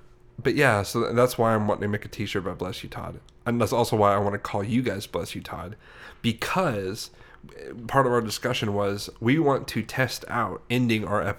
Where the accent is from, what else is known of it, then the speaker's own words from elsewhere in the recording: Sweden; I'm from Sweden.